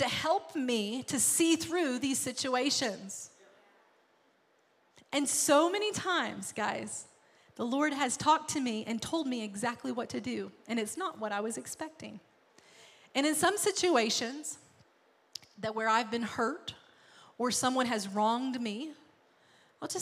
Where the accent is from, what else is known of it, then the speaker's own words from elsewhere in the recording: Arkansas, United States; moved away; I'm from Arkansas